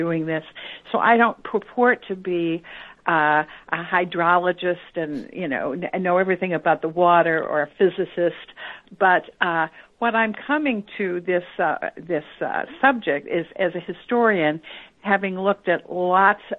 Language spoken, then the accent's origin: English; North St. Louis County, Missouri, United States; I grew up in North St. Louis County, in the neighborhoods where we discuss in the book.